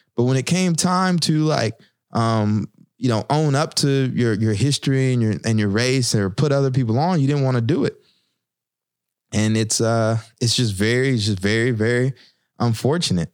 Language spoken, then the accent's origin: English; the South, United States; moved away as an adult; now in Newark, United States; I'm from the South